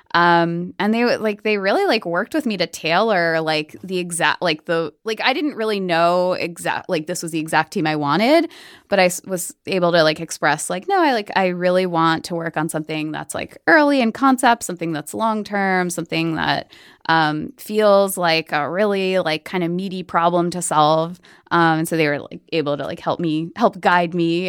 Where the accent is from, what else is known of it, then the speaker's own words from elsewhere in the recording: New Jersey, United States; moved away as an adult; also born or lived in New York City; I grew up in Jersey